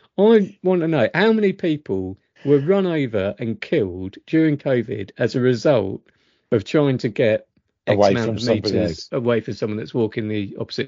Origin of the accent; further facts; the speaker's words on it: South Africa; I come from South Africa. We smile, greet, show kindness, respect the elderly, and much more.